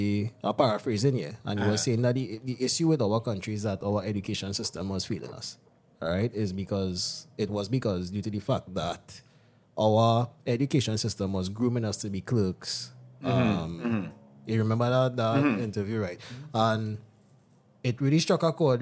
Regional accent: Trinidad & Tobago; I'm a Trinidadian

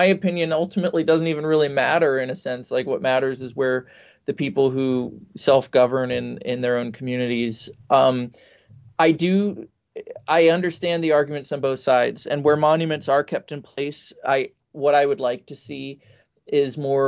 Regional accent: Abington, Pennsylvania, United States; now in Newport News, United States; when I was a kid growing up outside of Philadelphia

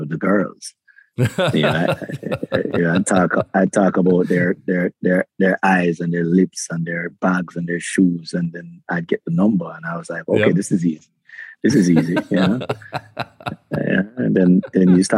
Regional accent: Kingston, Jamaica; I was born in Jamaica. I have a Jamaican passport. I lived in the ghettos of Kingston, raised in the ghetto of Kingston.

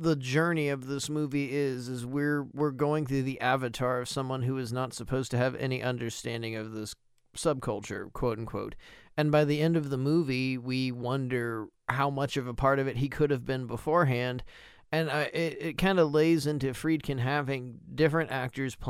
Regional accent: United States; for me as an American

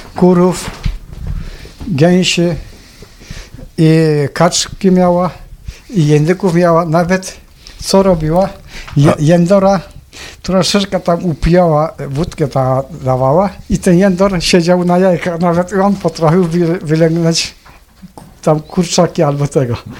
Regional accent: Adampol, Istanbul, Turkey; born or raised there; first language Polish

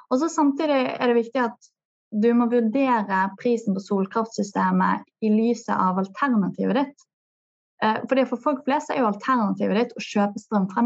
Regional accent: Bergen, Vestland, Norway; Du hører jo på meg at jeg er bergenser.

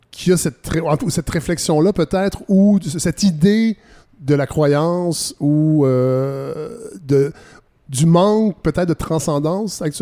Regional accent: Alma, Quebec, Canada; moved away as an adult; also born or lived in Montreal; moi, je suis né à Alma, au Lac-Saint-Jean.

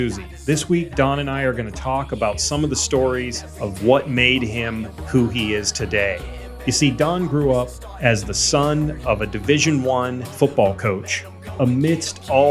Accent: Western Pennsylvania, United States; I grew up in Western PA and was an obsessive Pitt fan and eventually went to Pitt

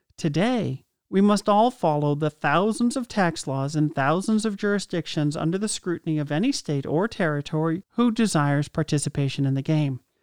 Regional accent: Massachusetts, United States; now in Vermont, United States; my hometown in Massachusetts and my current town in Vermont

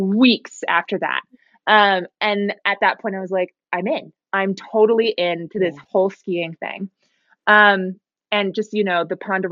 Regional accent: New Jersey, United States; also born or lived in Silicon Valley / Bay Area; now in Lake Tahoe, United States; I grew up in New Jersey

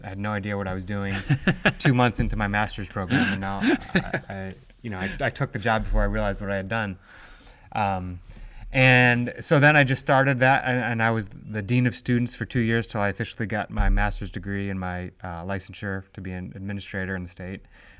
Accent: Michigan, United States; She's from Ohio, so I'm from Michigan. She's from Ohio. We met in college in Cincinnati.

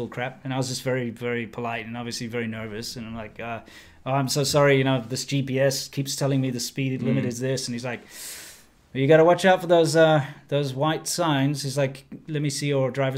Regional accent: Johannesburg, Gauteng, South Africa; now in China; I'm from Johannesburg, South Africa.

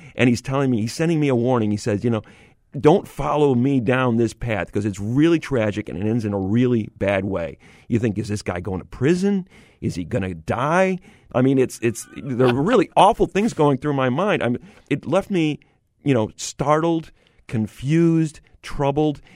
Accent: Syracuse, New York, United States; I grew up in Syracuse, New York

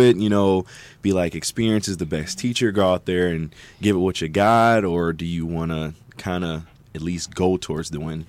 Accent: Michigan, United States; born and raised in Michigan

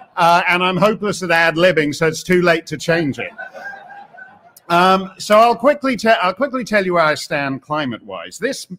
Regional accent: Canada; I mentioned that I'm Canadian.

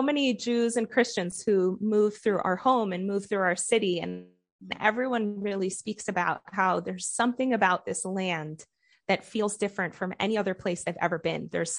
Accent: United States; accent: American; now in Israel; I have a really good American accent.

